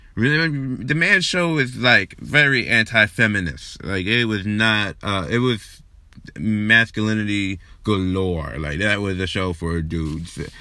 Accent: New York, United States; I was born and raised here in New York

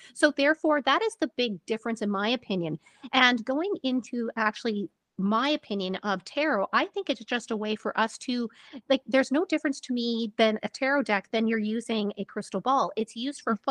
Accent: Canada; we're Canadian, so we can't be rude.

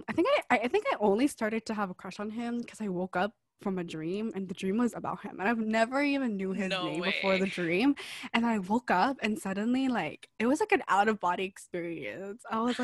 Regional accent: Hong Kong; So I was born in Hong Kong.

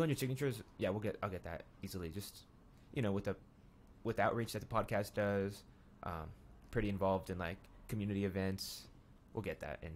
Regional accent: Pueblo, Colorado, United States; growing up here

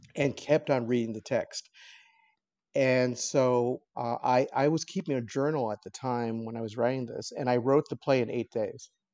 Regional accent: Los Angeles, California, United States; I was born in, in downtown L A, and I have lived here my entire life

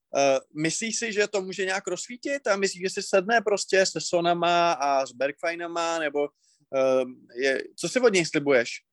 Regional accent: Moravia, Czechia; u nás na Moravě

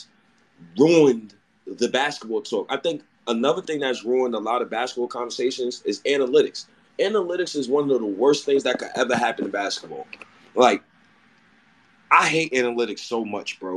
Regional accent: Ghana; I'm Ghanaian myself

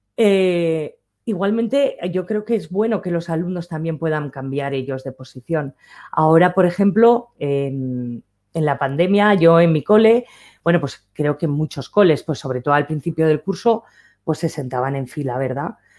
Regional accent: Aragon, Spain; como buena maña que soy

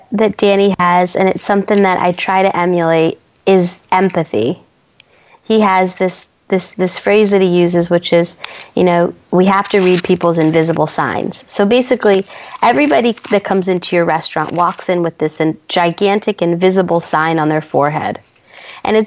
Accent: San Francisco, California, United States; moved away as an adult; also born or lived in New York; I'm from San Francisco. I'm born and raised here

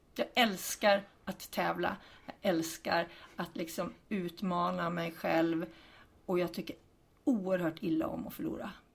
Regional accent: Hudiksvall, Gävleborg County, Sweden; Jag är ambassadör även för Hudiksvall, där jag är född och uppvuxen

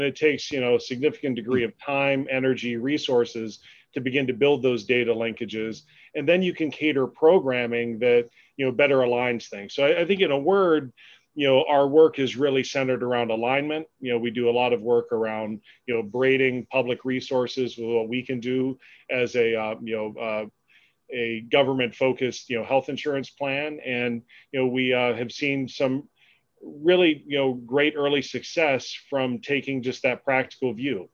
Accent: Pennsylvania, United States; also born or lived in Albuquerque, New Mexico; my career, you know, in public policy led me back home to my home state in you know, Harrisburg

